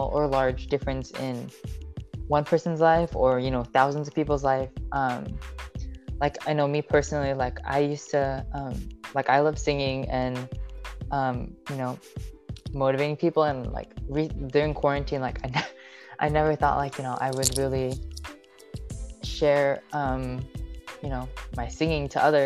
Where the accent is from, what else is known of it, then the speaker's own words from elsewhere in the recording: Seattle, Washington, United States; I've grown up in Seattle, Washington, but my family, I'm Filipino and my family comes from the Philippines, but I was born in Seattle, Washington